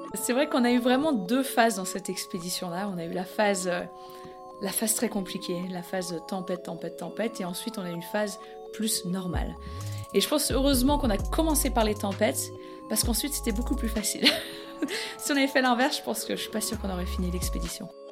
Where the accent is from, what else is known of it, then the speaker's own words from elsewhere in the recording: France; chez nous en France